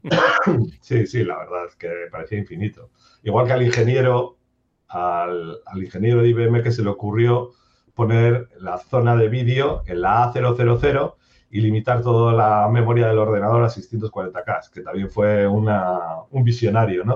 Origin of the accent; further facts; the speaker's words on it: Durango, Basque Country, Spain; also born or lived in Bilbao; Yo soy de Bilbao, bueno, soy realmente de Durango